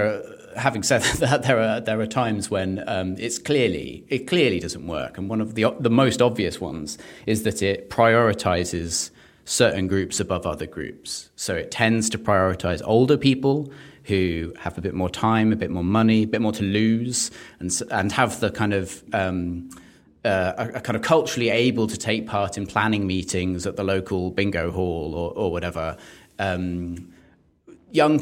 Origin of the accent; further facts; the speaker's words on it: London, United Kingdom; I'm a Londoner